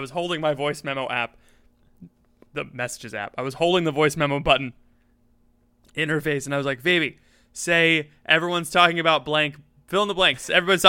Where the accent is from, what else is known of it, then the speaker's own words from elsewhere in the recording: the South, United States; We're both from the South.